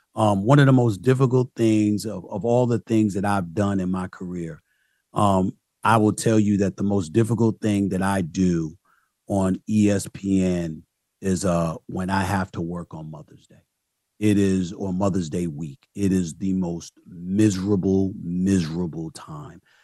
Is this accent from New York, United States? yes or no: yes; New York City, New York, United States; also born or lived in Archdale, North Carolina / Philadelphia; I'm back in my hometown, New York, instead of being a native New Yorker stuck in Archdale, North Carolina